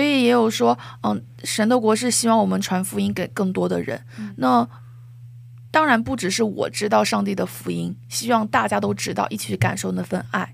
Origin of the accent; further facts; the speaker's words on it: Xiamen, Fujian, China; moved away as an adult; now in South Korea; 我要离开厦门，就是离开我的城市